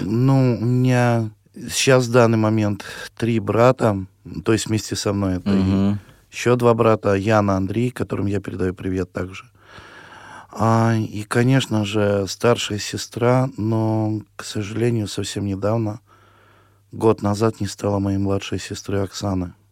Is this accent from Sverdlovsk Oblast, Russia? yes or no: no; town of Cherdyn, Perm Krai, Russia; also born or lived in Tolyatti; now in Samara Oblast, Russia; Я родился в, в Пермском крае, город Чердань в 1978 году в цыганской семье